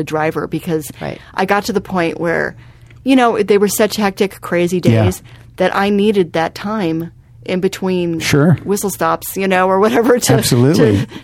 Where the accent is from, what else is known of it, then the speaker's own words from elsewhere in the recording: Ames, Iowa, United States; Ames, my hometown